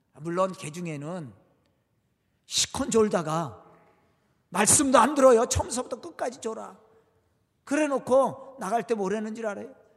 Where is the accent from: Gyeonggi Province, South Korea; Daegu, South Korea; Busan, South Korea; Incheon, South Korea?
Gyeonggi Province, South Korea; Jo-am, near Suwon; now in Suwon, South Korea; 저도 고향이 가깝습니다. 아, 여기서 조함이 저희 고향인데 바란 아래 조함이 고향인데